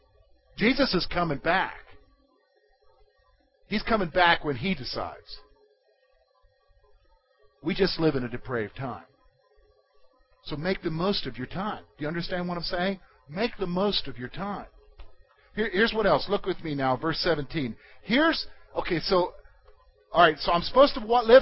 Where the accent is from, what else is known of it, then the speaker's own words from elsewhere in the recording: United States; who we are as Americans.